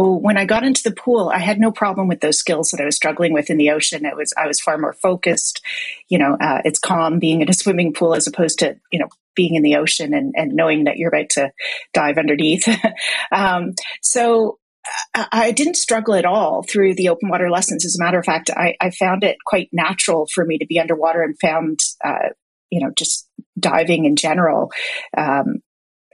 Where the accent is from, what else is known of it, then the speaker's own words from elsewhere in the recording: Toronto, Ontario, Canada; moved away as an adult; now in Vancouver, Canada; I was born in Toronto, actually, but moved out to Vancouver when I was 23